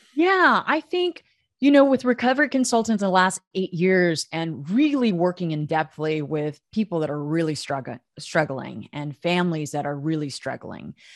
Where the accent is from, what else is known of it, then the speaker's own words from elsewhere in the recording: United States; also born or lived in Oklahoma / Texas; I grew up in Oklahoma and Texas.